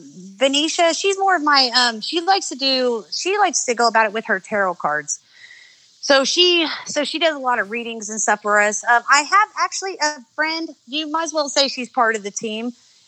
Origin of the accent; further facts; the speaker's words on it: Beebe, Arkansas, United States; I am from Arkansas.